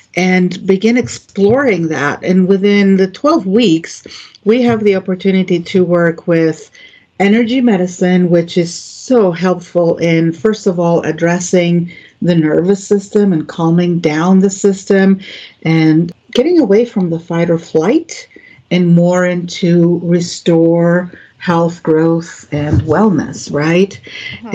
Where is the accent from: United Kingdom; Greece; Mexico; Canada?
Greece; moved away as an adult; also born or lived in Florida; now in United States; I grew up in Greece